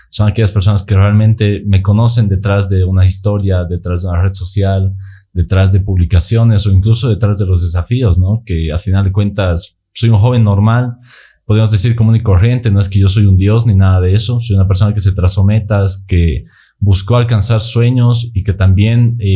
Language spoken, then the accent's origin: Spanish; Sucre, Chuquisaca, Bolivia; Yo nací en Sucre, viví en Sucre toda mi vida, en ningún momento me fui de acá. Eh, actualmente tengo 24 años.